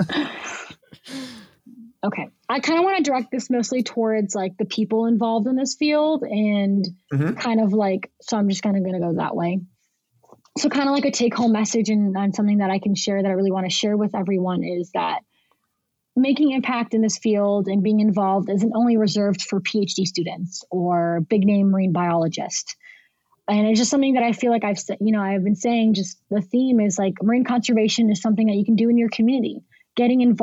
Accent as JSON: {"language": "English", "country": "United States", "tie": "born or raised there", "also_born_or_lived": "Brazil", "said": "I have this diverse Brazilian background, but I'm, you know, being raised into an American environment"}